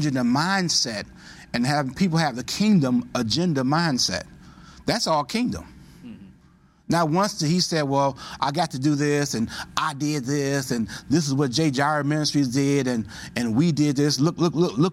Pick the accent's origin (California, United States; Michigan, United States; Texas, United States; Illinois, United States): Michigan, United States; Detroit; I'm from Detroit, Michigan